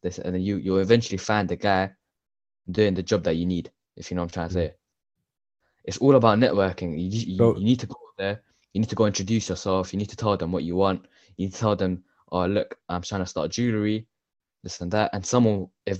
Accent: Ilford, London, United Kingdom; I grew up in East London, Ilford.

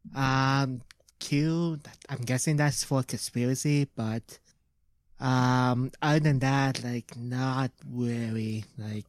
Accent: Canada; We're Canadian. We're Canadian

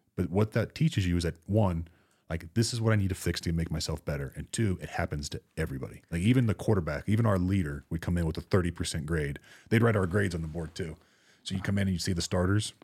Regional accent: Florida, United States; I grew up in Florida

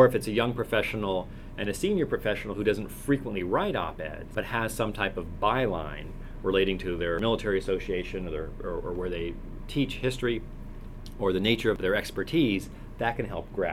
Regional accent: San Francisco, California, United States; I'm from San Francisco

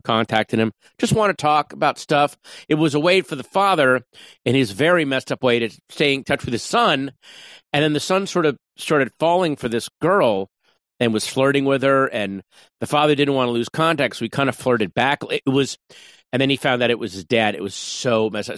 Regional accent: Northern Virginia, United States; moved away as an adult; now in Los Angeles, United States; a suburban Northern Virginia boy

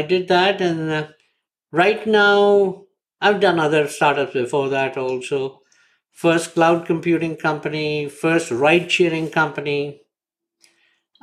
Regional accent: India; moved away as an adult; now in United States; I lived my first 30 years in India

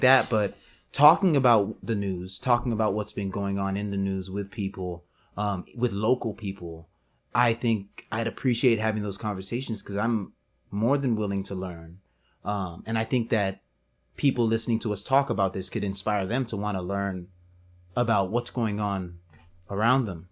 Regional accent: Houston, Texas, United States; I'm a Richmond guy, you're a Sharpstown guy, but we're both from Houston

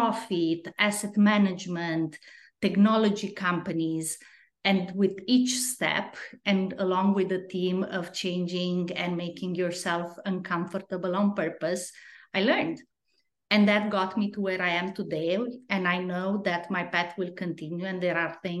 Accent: Romania; English is a second language; moved away as an adult; now in United States; I'm originally from Romania

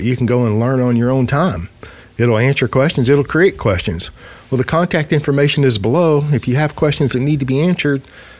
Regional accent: United States; Well, I'm American.

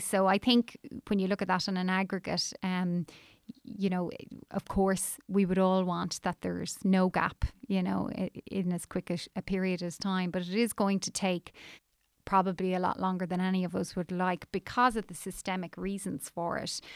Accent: Ireland; moved away as an adult; also born or lived in New York, United States; At the time I emigrated from Ireland, um, things would have been incredibly tough here

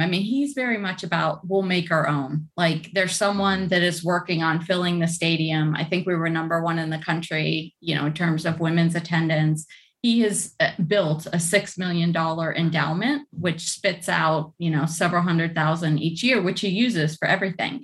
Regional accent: Cleveland, Ohio, United States; in the Midwest actually. So not that far from I think where you guys are. I'm from Cleveland.

